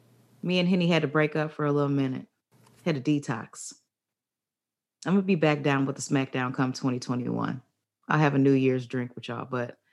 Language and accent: English; Barbados; West Indian, yes. Barbados. Rep all day. 246.